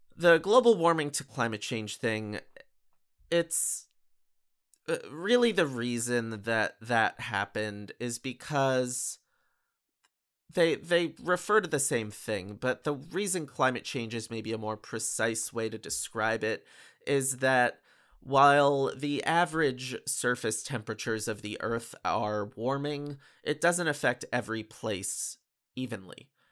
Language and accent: English; Bethel, Connecticut, United States; I grew up in Bethel, Connecticut